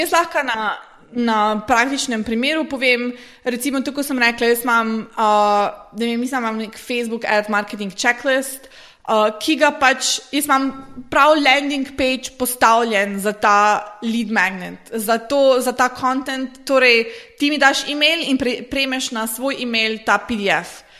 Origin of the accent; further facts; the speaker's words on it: Slovenia; prihajam iz Slovenije